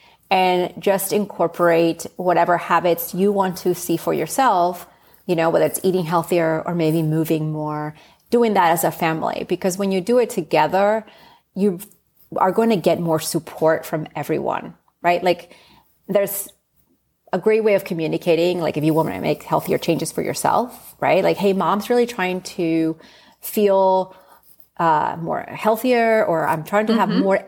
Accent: Spain; it reminds me of growing up in Spain and just a 20-minute chicken dish, you know.

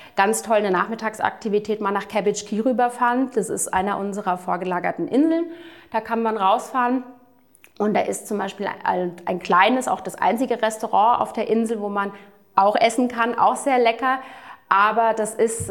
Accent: United States; also born or lived in Florida; ich bin gebürtige Amerikanerin

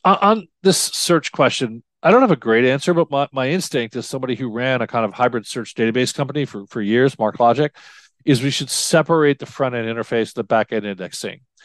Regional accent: New York, United States; moved away; I grew up in New York

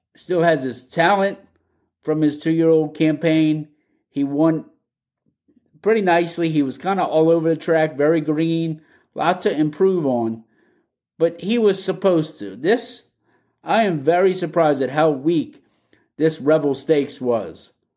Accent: Louisiana, United States; I'm from Louisiana

